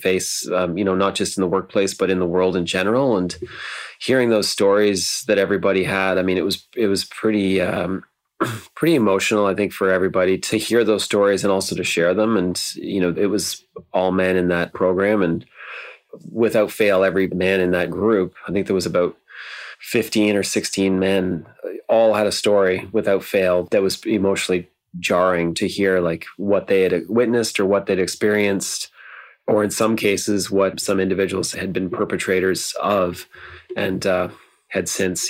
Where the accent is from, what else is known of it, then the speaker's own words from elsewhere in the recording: Ontario, Canada; now in Vancouver, Canada; when I grew up in Ontario